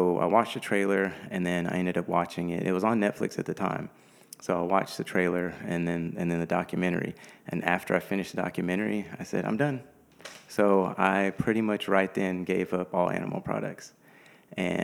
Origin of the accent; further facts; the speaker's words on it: Houston, Texas, United States; I'm from Houston. I'm a native Houstonian, so I've been here pretty much all my life